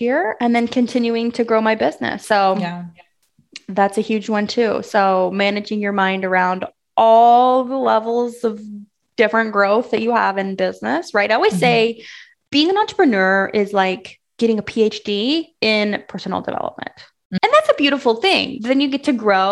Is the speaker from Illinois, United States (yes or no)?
yes; Southern Illinois, United States; I'm from Illinois, Southern Illinois, and I grew up being the cutest little rodeo girl you ever did see.